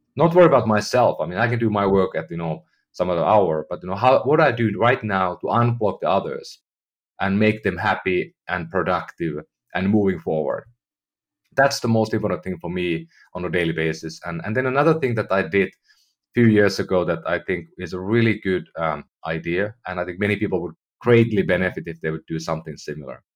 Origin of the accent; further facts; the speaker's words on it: Finland; moved away as an adult; now in United States; I'm from Finland, you know, I lived in, in Europe most of my life